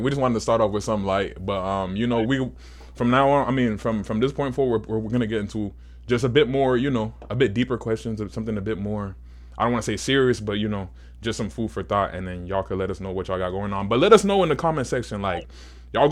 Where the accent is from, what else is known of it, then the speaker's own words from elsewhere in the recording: Nigeria; I'm Nigerian